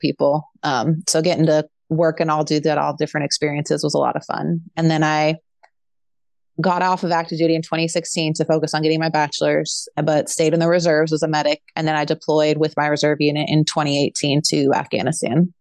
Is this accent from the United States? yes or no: yes; Bay Area, Northern California, United States; moved away as an adult; also born or lived in Fresno, California; now in Moline, United States; I'm originally from the Bay Area in California, Northern California